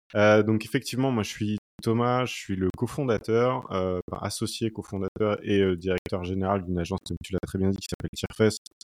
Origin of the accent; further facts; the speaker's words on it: Brittany, France; moved away as an adult; also born or lived in Paris; je suis originaire de, de Bretagne et ma compagne aussi